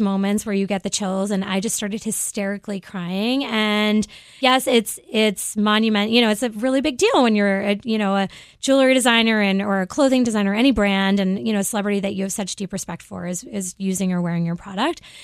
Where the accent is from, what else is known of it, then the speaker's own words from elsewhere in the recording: Cape Cod, Massachusetts, United States; moved away as an adult; also born or lived in Boston / Philadelphia / New York; I grew up on Cape Cod